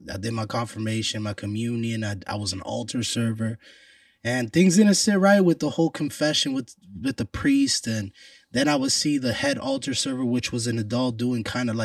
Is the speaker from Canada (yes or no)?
no; Puerto Rico; I'm Puerto Rican